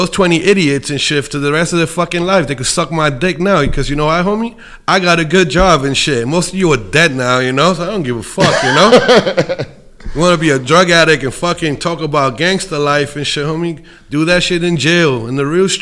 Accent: New York City, New York, United States; now in Colorado, United States; I'm from Bushwick, Williamsburg, you know? I moved to Colorado

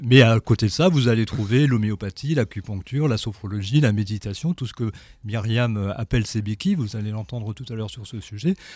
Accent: Strasbourg, Grand Est, France; moved away as an adult; also born or lived in Lyon; now in Dunkirk, France; Je suis euh, cancérologue à Dunkerque maintenant, dans le Nord, mais je suis strasbourgeois, strasbourgeois d'origine

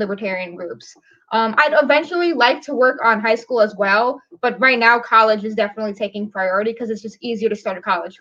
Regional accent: New York City, New York, United States; moved away as an adult; now in upstate New York, United States; I'm from New York City.

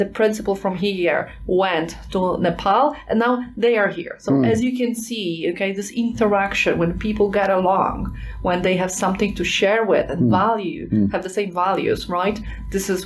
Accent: Poland; I am from Poland

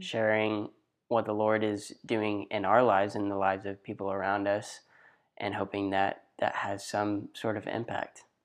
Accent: Athens, Texas, United States; I'm from a small town in East Texas called Athens.

